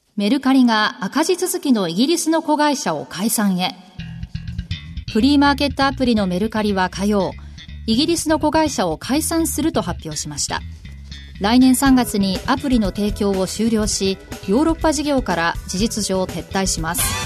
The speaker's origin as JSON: {"language": "Japanese", "region": "Kansai", "country": "Japan", "tie": "born or raised there", "said": "同じ関西出身"}